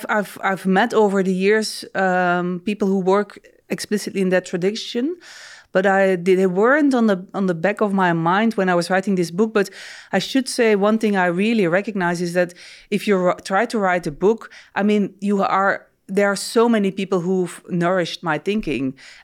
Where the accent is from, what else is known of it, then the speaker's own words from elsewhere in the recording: Belgium; born there; No, so I was born in Belgium and officially raised as a Catholic.